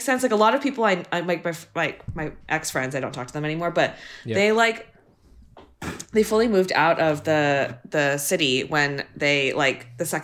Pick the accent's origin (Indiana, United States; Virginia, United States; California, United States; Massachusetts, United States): California, United States; San Francisco; I'm from San Francisco, so I've like obviously every time I'm back here, it's like a markedly different city because the people are just new here.